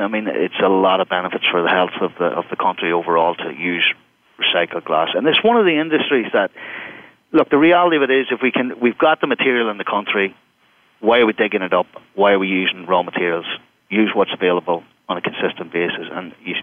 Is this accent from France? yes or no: no; Ireland; accent: Irish; now in United States; I speak with an Irish accent, I come from Europe